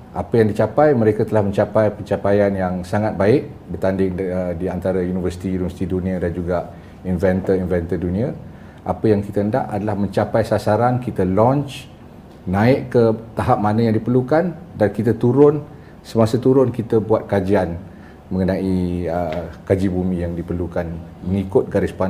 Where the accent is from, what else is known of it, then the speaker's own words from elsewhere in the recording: Kuala Kangsar, Perak, Malaysia; Saya berasal dari Kuala Kangsar, Perak. Oh, Datuk, Datuk. Saya mak Kelantan, bapak Johor.